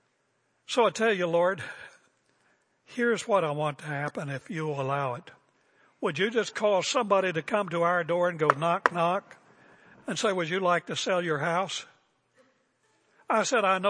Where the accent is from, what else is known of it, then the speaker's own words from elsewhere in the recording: West Virginia, United States; now in Portland, United States; I'm from West Virginia.